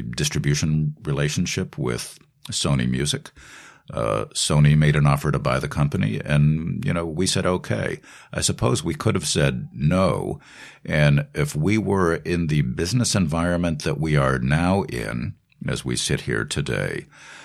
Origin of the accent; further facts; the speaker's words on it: Boston, Massachusetts, United States; moved away as an adult; now in New York, United States; growing up in Boston, not New York, Los Angeles, or Nashville or London